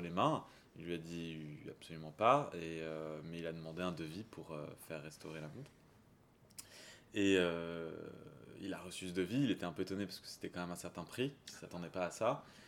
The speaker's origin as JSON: {"language": "French", "region": "south of France", "country": "France", "tie": "born or raised there", "also_born_or_lived": "Champagne", "moved": "yes", "lives_now": "Paris, France", "said": "je suis originaire du sud de la France, un petit peu de Champagne aussi avant. Euh, j'habite Paris"}